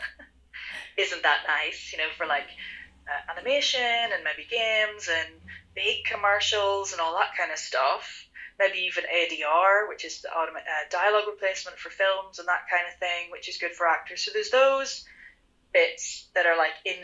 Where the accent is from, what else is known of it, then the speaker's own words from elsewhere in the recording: Ireland; I am Irish